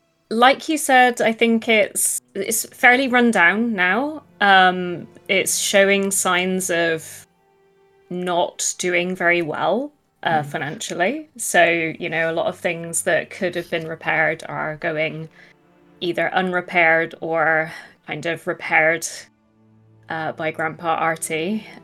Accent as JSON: {"language": "English", "region": "South West England", "country": "United Kingdom", "said": "I'm from the West Country, never too young for a cider and a pipe."}